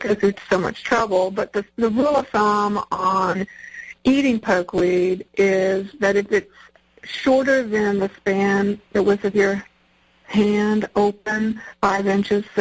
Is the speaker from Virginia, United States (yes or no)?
yes; Norfolk, Virginia, United States; When I was a kid, I grew up in Norfolk, Virginia